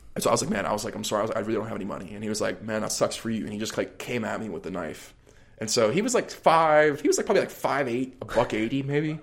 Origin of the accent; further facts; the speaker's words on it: Allison Park, Pennsylvania, United States; I grew up, like, a little outside, more, like, middle class in Allison Park